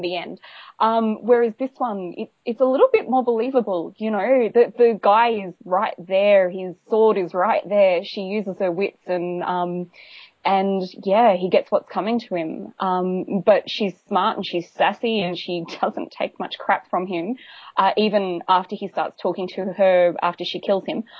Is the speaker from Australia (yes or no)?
yes; Australia; we're Australian